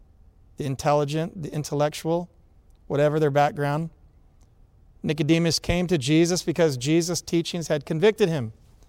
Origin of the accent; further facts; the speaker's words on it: Atlanta, Georgia, United States; I grew up in Atlanta.